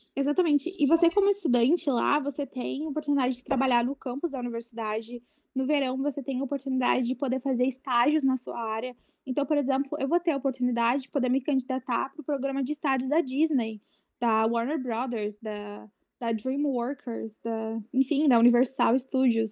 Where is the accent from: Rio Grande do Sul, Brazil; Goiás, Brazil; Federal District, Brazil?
Rio Grande do Sul, Brazil; eu sou aqui do Rio Grande do Sul